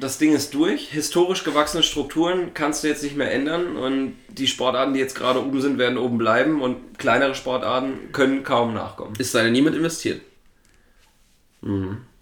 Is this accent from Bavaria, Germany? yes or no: no; Flensburg, Schleswig-Holstein, Germany; Ich komme ja aus Flensburg, bin Flensburg-Fan im Handball.